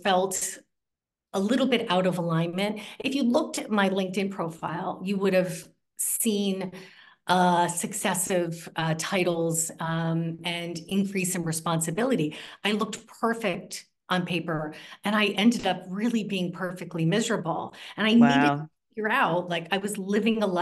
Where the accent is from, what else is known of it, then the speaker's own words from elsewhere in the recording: New Jersey, United States; I grew up in New Jersey, and I grew up with a mother who was a bit of a trailblazer